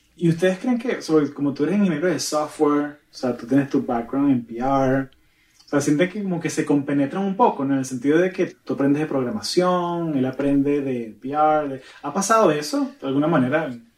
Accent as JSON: {"language": "Spanish", "region": "Florida", "country": "United States", "tie": "born or raised there", "also_born_or_lived": "Portland", "moved": "as an adult", "said": "crecí en, Florida"}